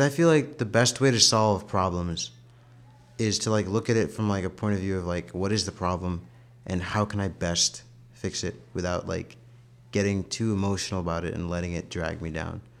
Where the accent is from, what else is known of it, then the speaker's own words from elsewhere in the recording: United States; also born or lived in Ghana; I was from America